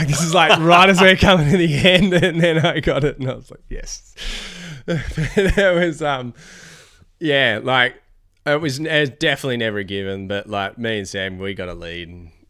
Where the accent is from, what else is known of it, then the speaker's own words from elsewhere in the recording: Victoria, Australia; I'm from Victoria